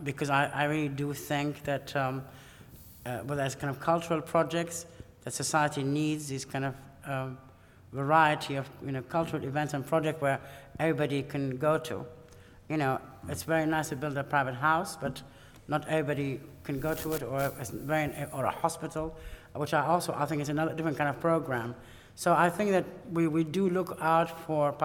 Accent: Iraq; moved away; I come from Iraq

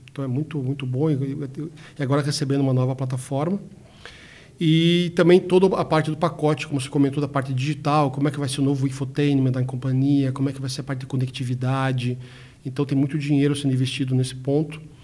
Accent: Brazil; Somos brasileiros

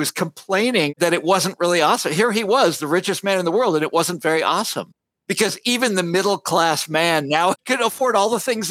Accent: Kansas, United States; right near Kansas City, right near my hometown.

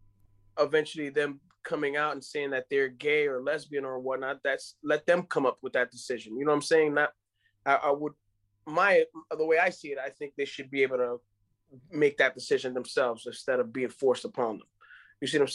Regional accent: Dominican Republic; first language Spanish; English is a second language; I am from the Dominican Republic.

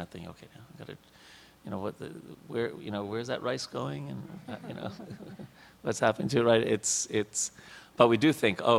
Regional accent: New York, United States; I was a kid growing up in New York

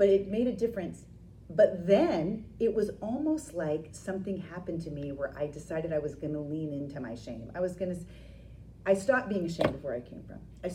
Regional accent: Maine, United States; moved away as an adult; when I left Maine, and I left college and I left the state

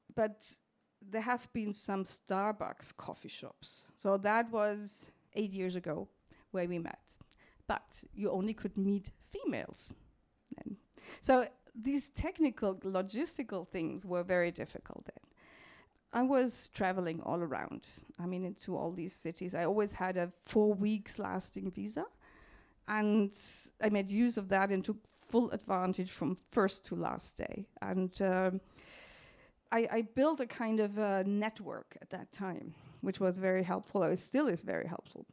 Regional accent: Munich, Bavaria, Germany; I grew up in Munich, which is in the very south of, uh, Germany

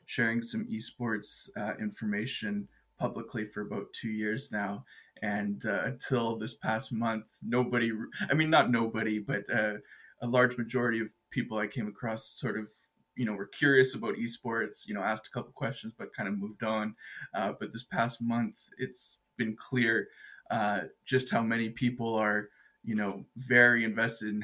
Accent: Edmonton, Alberta, Canada; I'm an Edmonton boy, born

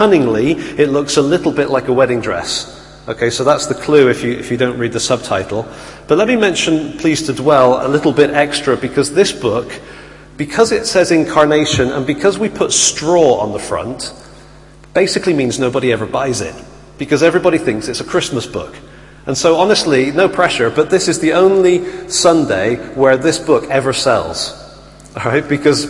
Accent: Bristol, South West England, United Kingdom; accent: Bristolian; also born or lived in Italy; And so I grew up in Bristol and had a very strong Bristolian accent, which you do not want to hear.

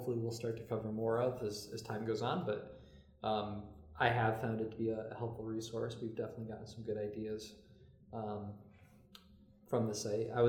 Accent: Derby, Connecticut, United States; Was in Derby for, you know, the first half of my life.

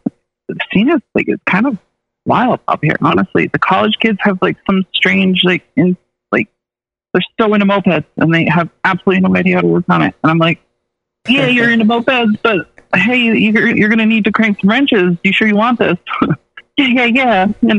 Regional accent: Malone, New York, United States; moved away; I grew up in a town called Malone. So it was like Malone, New York.

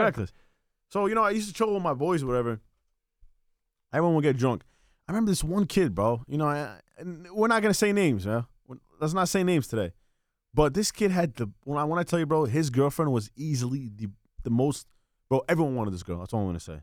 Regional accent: Bayonne, New Jersey, United States; I was born and raised in Bayon.

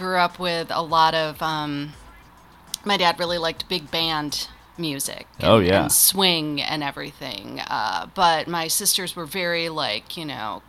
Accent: Minneapolis, Minnesota, United States; now in Los Angeles, United States; I'm originally from Minneapolis

